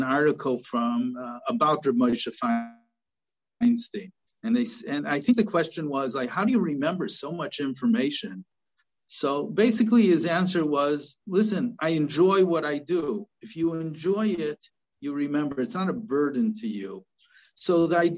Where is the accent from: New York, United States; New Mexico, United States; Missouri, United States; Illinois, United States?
Illinois, United States; Chicago; also born or lived in Philadelphia; my hometown in Chicago